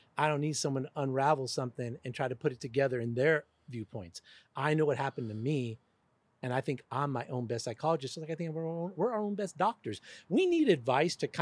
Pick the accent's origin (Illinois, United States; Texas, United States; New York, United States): New York, United States; New York City; I was born in the Bronx